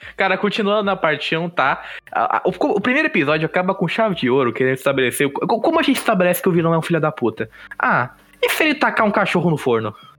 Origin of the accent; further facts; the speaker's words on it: Brazil; a gente é brasileiro